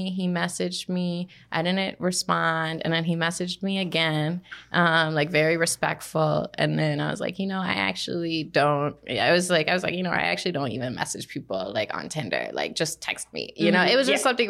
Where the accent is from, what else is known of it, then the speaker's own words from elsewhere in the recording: Minnesota, United States; also born or lived in New York City; I grew up here in Minnesota